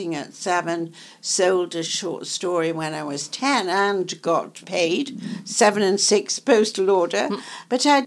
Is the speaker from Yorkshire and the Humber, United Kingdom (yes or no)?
yes; Yorkshire and the Humber, United Kingdom; also born or lived in London; now in Manhattan, United States; I am from Yorkshire